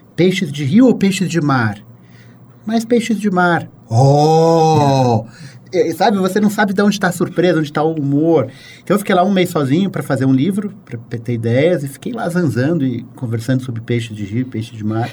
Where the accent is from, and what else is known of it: São Paulo, Brazil; born or raised there